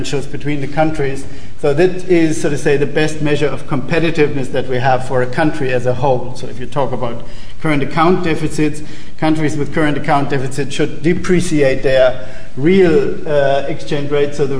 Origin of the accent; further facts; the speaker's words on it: Germany; In Germany, my home country